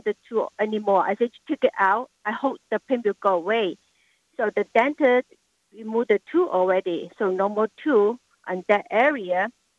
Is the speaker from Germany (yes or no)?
no; Hong Kong; now in San Francisco, United States; Oh, Hong Kong.